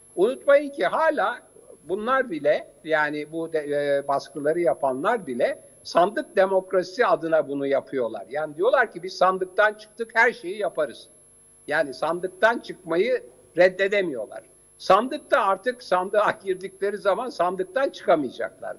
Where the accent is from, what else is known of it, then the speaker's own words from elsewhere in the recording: Istanbul, Turkey; moved away as an adult; also born or lived in Ankara; İstanbulluyum ve şu anda da İstanbulluyum ama Ankara'da e, Hacettepe'de e, e kariyerimi yaptığım için